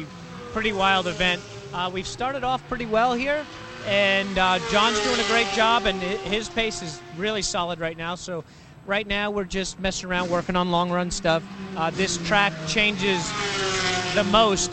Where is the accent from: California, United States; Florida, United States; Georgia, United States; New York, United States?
New York, United States; Long Island; I grew up on Long Island